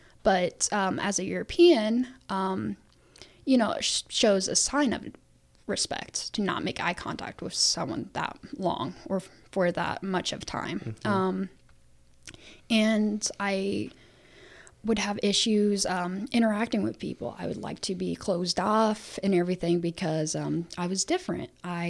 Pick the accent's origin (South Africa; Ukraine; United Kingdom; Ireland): Ukraine; English is a second language; Yes, if all you guys were knowing where I came from Ukraine and everything like that.